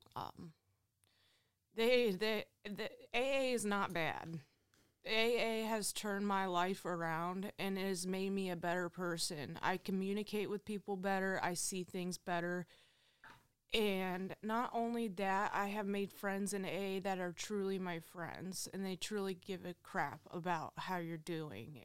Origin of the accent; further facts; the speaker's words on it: Findlay, Ohio, United States; I am from Findlay, Ohio. I was born and raised here